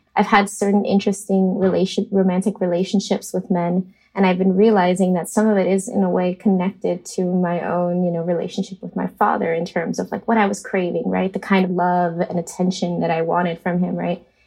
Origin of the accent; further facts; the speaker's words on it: Miami, Florida, United States; moved away as an adult; now in New York City, United States; I was raised in Miami, Florida